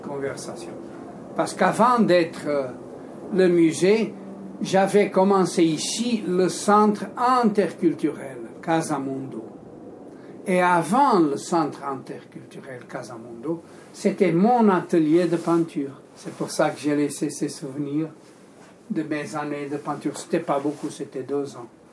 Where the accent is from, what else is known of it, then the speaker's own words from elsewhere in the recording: Porto, Norte, Portugal; now in Switzerland; tu viens de la même ville que moi au Portugal, tu es de Porto, je suis de Porto